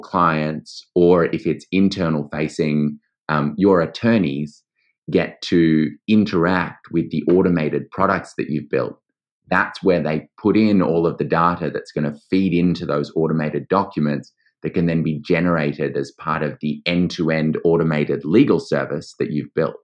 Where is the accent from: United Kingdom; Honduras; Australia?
Australia; accent: Australian; also born or lived in New York; as you might hear by my accent, I am Australian. I went to law school here